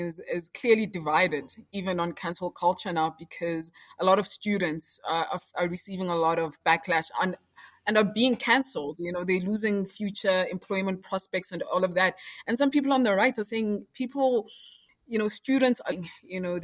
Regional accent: South Africa; as a South African in Rwanda

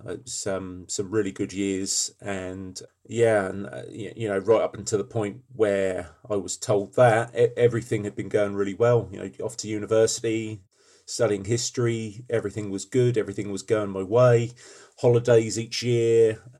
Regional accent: Ipswich, East of England, United Kingdom; I'm from Ipswich. I currently work with HMP as a custodial manager. I live in Suffolk with my family.

